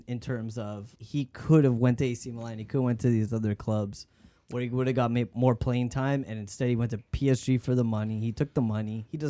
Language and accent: English; Toronto, Ontario, Canada; growing up in Toronto and Ontario.